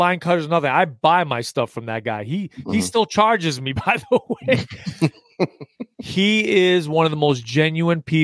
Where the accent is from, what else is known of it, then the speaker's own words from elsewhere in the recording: New York, United States; accent: New York; moved away; I just got back from New York. So it's my little accent thickened up a little bit